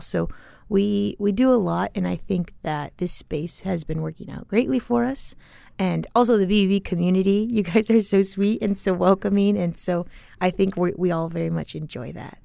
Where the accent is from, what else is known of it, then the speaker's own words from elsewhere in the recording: Tempe, Arizona, United States; also born or lived in Chile; I always went to school in Tempe, elementary school, middle school